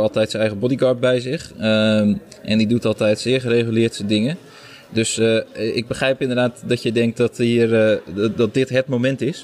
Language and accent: Dutch; Netherlands; voor ons als Nederlandse journalisten